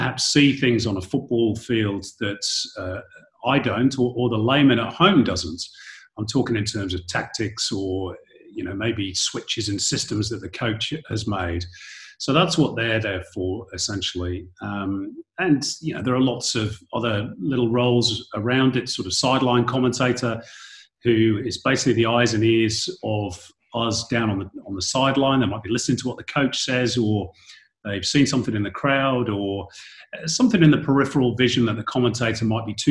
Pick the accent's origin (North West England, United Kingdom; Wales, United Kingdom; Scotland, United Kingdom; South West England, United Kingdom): North West England, United Kingdom; Manchester; moved away as an adult; also born or lived in London; now in Australia; growing up in Manchester in Northern England